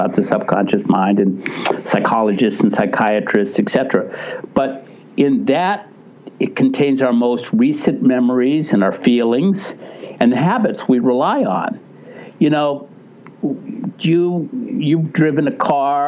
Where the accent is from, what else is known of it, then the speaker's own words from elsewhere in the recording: Ohio, United States; moved away; I was from Ohio